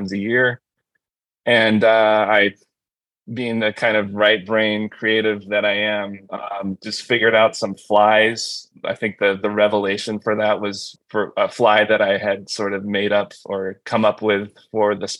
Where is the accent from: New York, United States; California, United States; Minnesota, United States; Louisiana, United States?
California, United States; now in Michigan, United States; I'm a transplant from California, born and raised, grew up in Cali